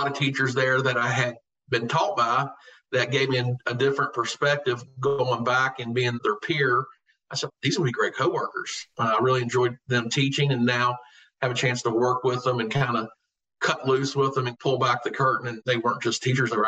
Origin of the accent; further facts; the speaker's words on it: Covington, Virginia, United States; So they sent me to Covington back home to my hometown.